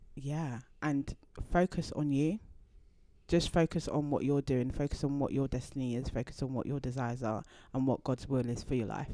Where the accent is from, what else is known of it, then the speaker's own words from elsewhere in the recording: London, United Kingdom; I grew up in Deptford